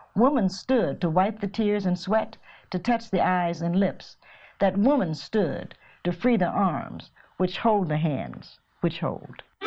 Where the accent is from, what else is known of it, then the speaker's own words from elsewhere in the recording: Cincinnati, Ohio, United States; moved away as an adult; also born or lived in New York; now in Knoxville, United States; I was born in Knoxville, but in August they moved to Cincinnati because they were just waiting on on my birth